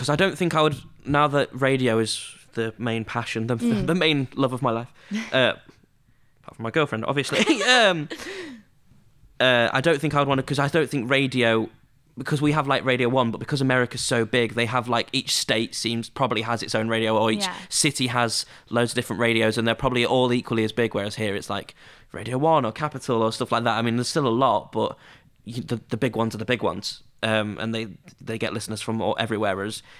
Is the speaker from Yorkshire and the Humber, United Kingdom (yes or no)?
yes; Scunthorpe, Yorkshire and the Humber, United Kingdom; Even though I'm from Scunthorpe and you've lived a lot of your life in Luxembourg.